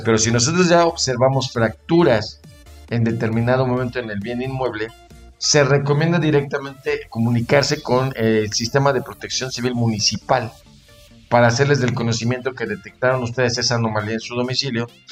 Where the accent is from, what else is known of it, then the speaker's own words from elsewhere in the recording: Mexico; somos mexicanos